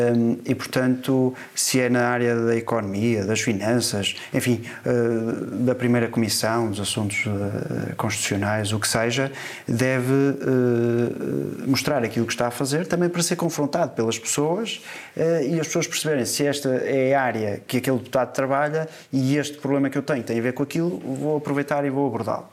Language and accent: Portuguese; Porto, Norte, Portugal; sou do Porto